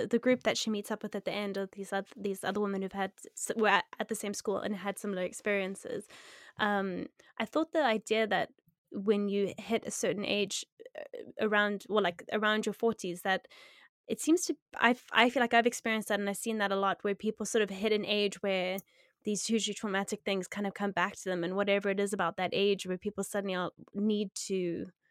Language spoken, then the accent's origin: English; South Africa; I grew up in South Africa